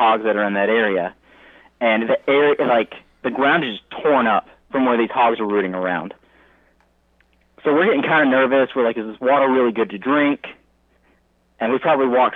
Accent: United States; accent: American; screaming in a loud American accent

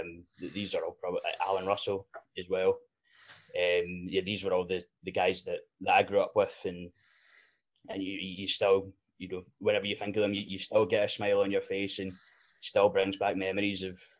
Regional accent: Glasgow, Scotland, United Kingdom; So I'm not actually from Airdrie. I'm an out-of-towner. I'm from the south side of Glasgow.

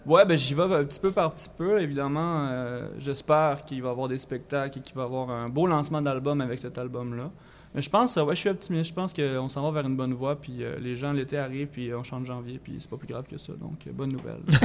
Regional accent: Thetford Mines, Quebec, Canada; moved away as an adult; now in Montreal, Canada

